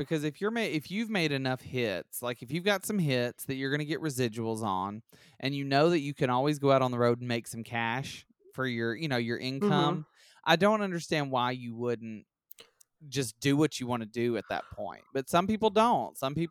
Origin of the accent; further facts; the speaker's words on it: Alabama, United States; I'm from Alabama.